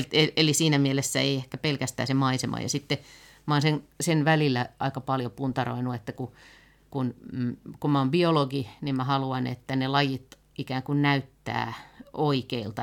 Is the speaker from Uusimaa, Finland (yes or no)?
yes; Helsinki, Uusimaa, Finland; mä oon ihan lapsena asunut Pakilassa ja sitten tota, kouluja käynyt pitkälti tuolla Munkkiniemessä